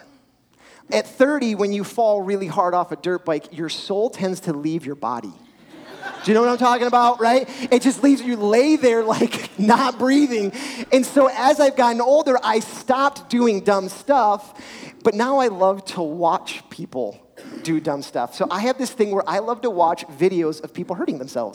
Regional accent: Richmond, Virginia, United States; Growing up in Richmond, we had a farm, dirt bikes, four-wheelers.

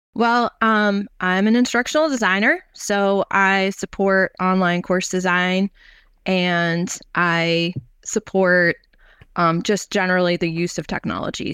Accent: New York, United States; also born or lived in North Carolina; I'm from New York originally

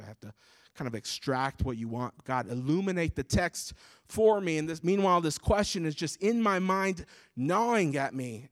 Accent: United States; born and raised in the States like myself

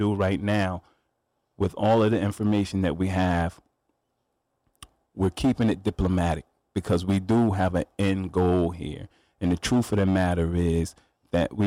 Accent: New Haven, Connecticut, United States; I grew up in Quinnipiac, Fairhaven

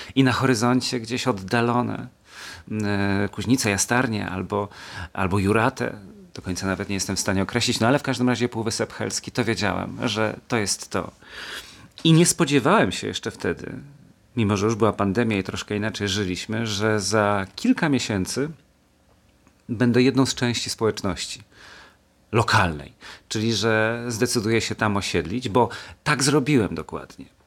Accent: Kielce, Świętokrzyskie Voivodeship, Poland; moved away as an adult; also born or lived in Silesia / Gliwice / Warsaw / Pomerania coast; Ja się urodziłem w Kielcach i mieszkałem mm, w tym mieście bądź co bądź wojewódzkim do matury, czyli do 18-19 roku życia, a potem wyprowadziłem się na Śląsk

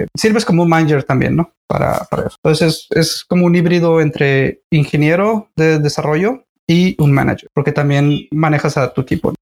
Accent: Nogales, Sonora, Mexico; Soy originario de Nogales, Sonora, México

